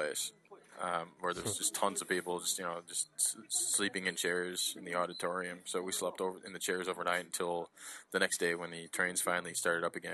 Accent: Detroit, Michigan, United States; moved away as an adult; also born or lived in Chicago; now in Japan; I'm originally from Detroit

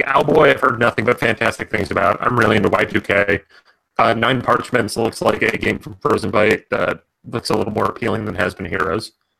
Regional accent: New Jersey, United States; We both grew up in Jersey in the 90s.

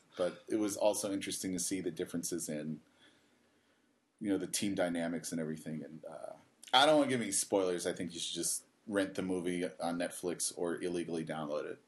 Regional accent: Cleveland, Ohio, United States; now in Japan; I'm from Cleveland

